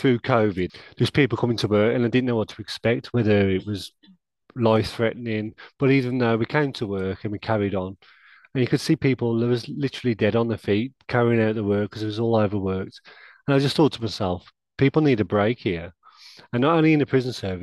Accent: Wolverhampton, West Midlands, United Kingdom; I'm born and bred at Wolverhampton

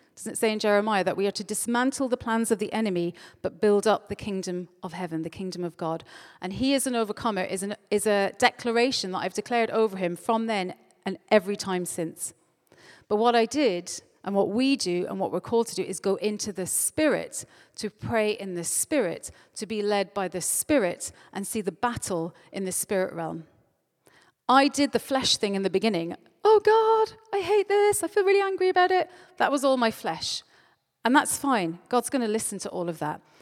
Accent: Ireland; moved away; I'm Irish

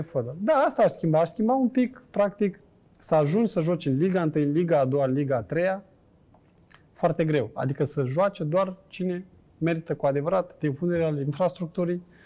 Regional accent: Bacău, Bacău County, Romania; moved away as an adult; also born or lived in Bucharest / Vienna; noi suntem amândoi din Bacău

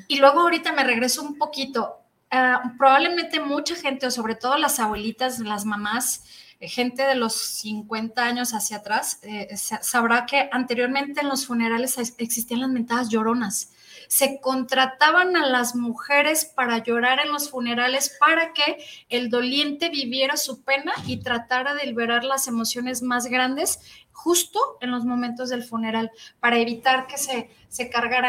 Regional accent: Mexico; soy mexicana

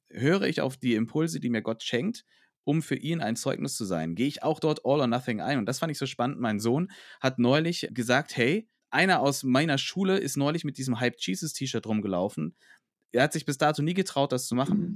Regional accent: Franconia, Bavaria, Germany; bei uns in Franken

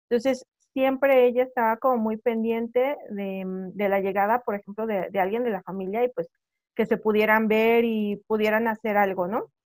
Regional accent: Puebla, Mexico; Que, que, como te digo, somos de la Sierra Norte de Puebla

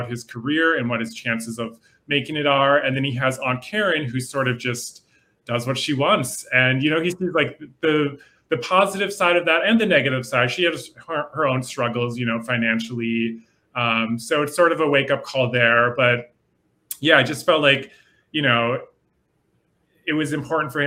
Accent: Minnesota, United States; I'm from the Midwest as well. I grew up in Minnesota

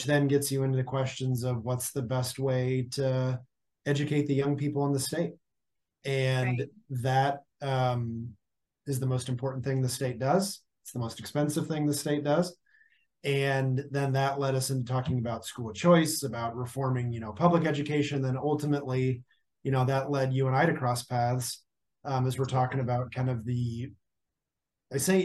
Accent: Kansas City, United States; now in Wichita, United States; I grew up in the Kansas City area, kind of, you know, the leafy suburb thing

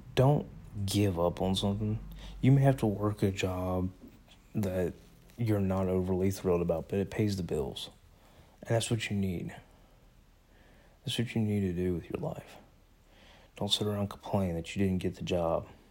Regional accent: United States; I am an American

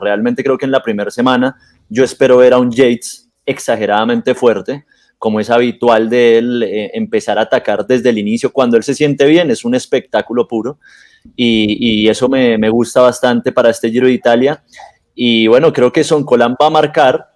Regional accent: Colombia

